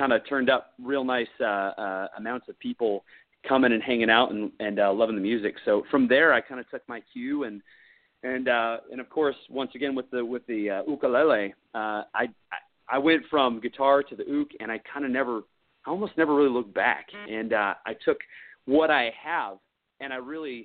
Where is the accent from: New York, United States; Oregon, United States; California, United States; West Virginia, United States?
Oregon, United States; Eugene; now in Texas, United States; I grew up in Eugene, Oregon